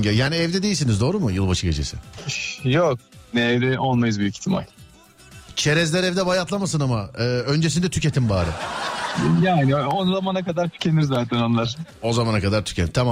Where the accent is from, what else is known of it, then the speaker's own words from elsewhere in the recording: Eskişehir, Turkey; Eskişehir. Eskişehir.